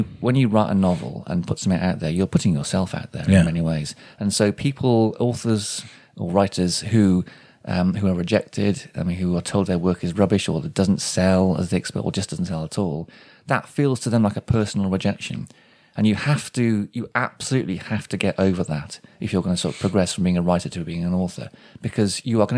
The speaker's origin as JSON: {"language": "English", "town": "Shrewsbury", "region": "West Midlands", "country": "United Kingdom", "tie": "born or raised there", "also_born_or_lived": "South West England / South East England / London", "moved": "as an adult", "said": "it is my hometown, even though I haven't, you know, I lived away for a lot in the southwest and the southeast"}